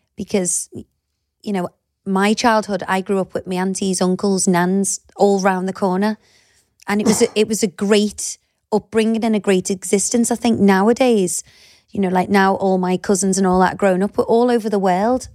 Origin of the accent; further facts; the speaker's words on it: Liverpool, North West England, United Kingdom; moved away as an adult; also born or lived in Cheshire; I'm from Liverpool